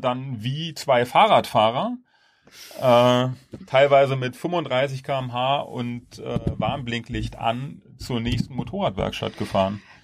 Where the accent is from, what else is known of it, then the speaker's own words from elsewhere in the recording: Germany; wir so als Deutsche